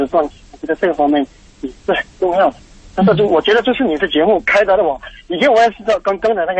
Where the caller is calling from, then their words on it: Dongguan, Guangdong, China; 我是从东莞打过来的。